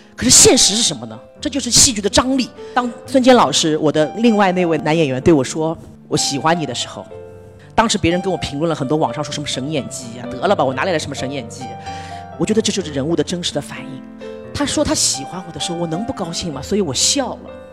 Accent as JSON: {"language": "Chinese", "region": "Shanghai", "country": "China", "said": "我来自一个上海的知识分子家庭， 这辈子也没有打过工， 麦当劳都没有打过当年"}